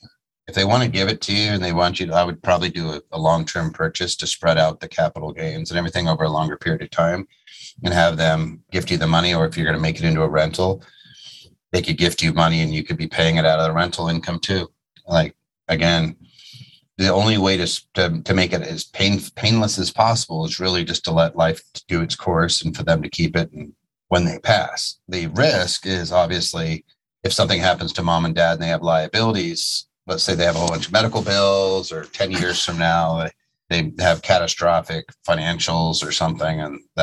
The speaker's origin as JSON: {"language": "English", "town": "Dallas", "region": "Texas", "country": "United States", "said": "I am from Dallas."}